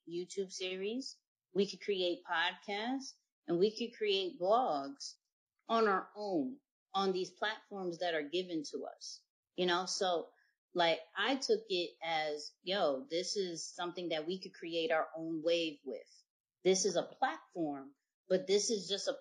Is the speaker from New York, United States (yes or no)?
yes; New York, United States; now in Virginia, United States; I'm from New York. I live in Virginia